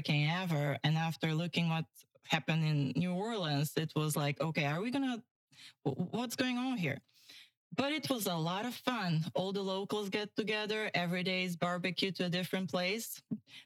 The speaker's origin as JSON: {"language": "English", "country": "North Macedonia", "tie": "born or raised there", "also_born_or_lived": "Bulgaria", "moved": "as an adult", "lives_now": "Pine Island, United States", "said": "I grew up there till 17, 18"}